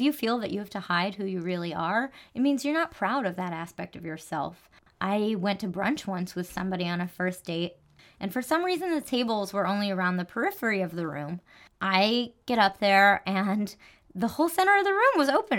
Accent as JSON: {"language": "English", "region": "New Jersey", "country": "United States"}